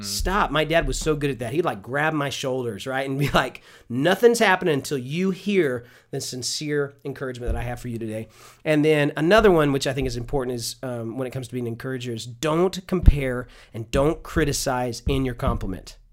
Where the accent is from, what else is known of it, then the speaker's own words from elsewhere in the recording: Houston, Texas, United States; I'm from Houston